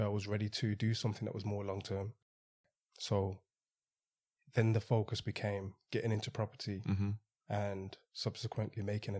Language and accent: English; Birmingham, West Midlands, United Kingdom; born there; No, so I was born in Birmingham.